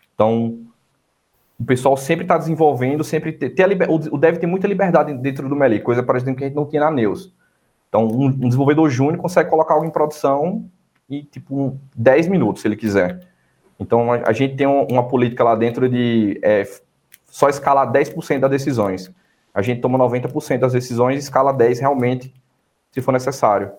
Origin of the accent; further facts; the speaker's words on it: Irecê, Bahia, Brazil; moved away; also born or lived in Paraíba; vindo de Irecê, interior da Bahia, cidadezinha pequena, uns 70 mil habitantes